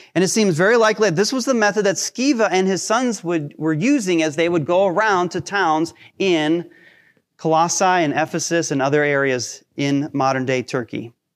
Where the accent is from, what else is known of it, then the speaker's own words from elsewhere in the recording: Hinckley, Ohio, United States; I grew up in Hinckley